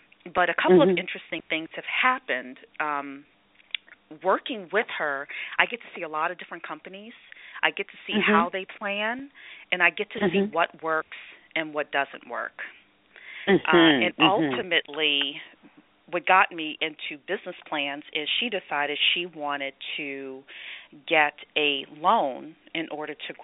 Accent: New Orleans, Louisiana, United States; moved away as an adult; now in Northern Virginia, United States; I grew up in New Orleans through high school

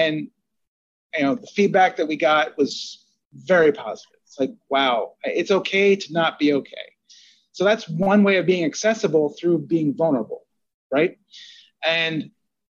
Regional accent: New Jersey, United States; I grew up in Jersey and I'm Italian

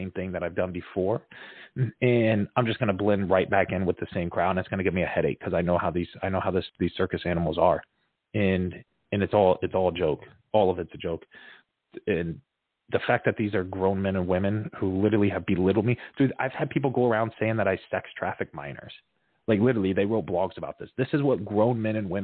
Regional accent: Fort Myers, Florida, United States; That's my hometown.

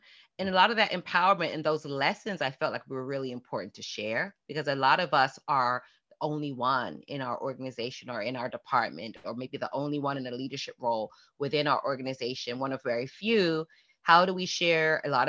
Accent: Fort Lauderdale, Florida, United States; I never felt any lack of self-worth growing up in Fort Lauderdale.

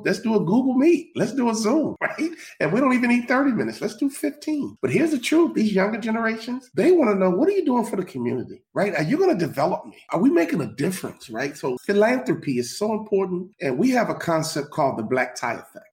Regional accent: Chicago, Illinois, United States; I'm from Chicago

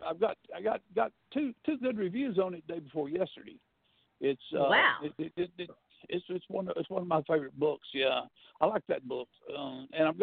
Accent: North Alabama, United States; moved away as an adult; also born or lived in London; now in Merritt Island, United States; when I was a kid growing up in North Alabama many, many years ago

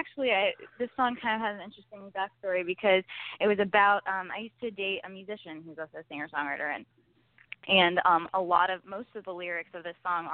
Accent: North Florida, United States; accent: twang; now in Los Angeles, United States; growing up in North Florida on the farm. Like, I guess I have a little bit of a twang sometimes

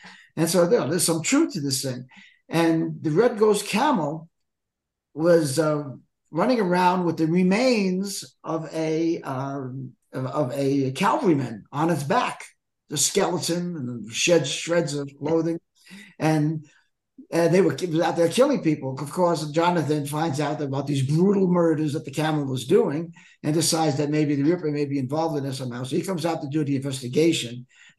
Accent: Brooklyn, New York, United States; also born or lived in Phoenix; now in Prescott, United States; Born and raised in Brooklyn, lived in Arizona for many, many years in the Phoenix Valley. Just recently moving up to Prescott

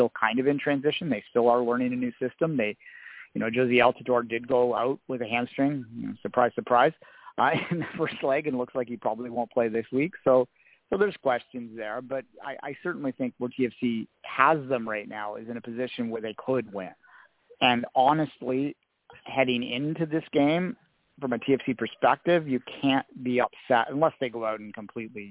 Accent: Canada; I'm a Canadian development guy

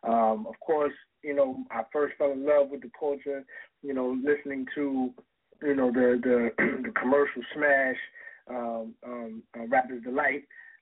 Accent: Philadelphia, Pennsylvania, United States; moved away; also born or lived in Buffalo, New York / New Orleans, Louisiana / Albany, New York / Wilmington, Delaware; I was born in Buffalo, New York, but I was raised in Philadelphia. You know, that's where, you know, I went to junior high and high school

